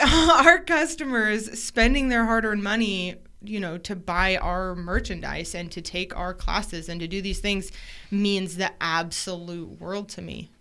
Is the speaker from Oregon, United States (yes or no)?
yes; Portland area, Oregon coast, United States; now in Idaho, United States; born on the Oregon coast